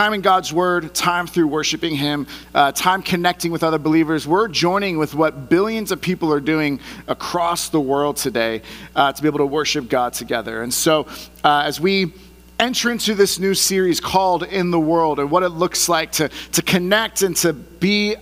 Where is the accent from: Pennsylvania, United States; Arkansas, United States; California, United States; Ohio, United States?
California, United States; the Bay Area; moved away; also born or lived in San Diego; I grew up in the Bay Area, so I'm a San Francisco Giants fan